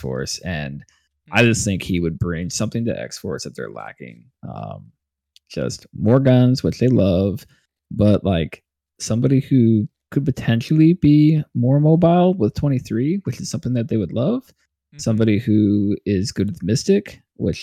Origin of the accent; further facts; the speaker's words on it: Washington, United States; moved away; I grew up in Washington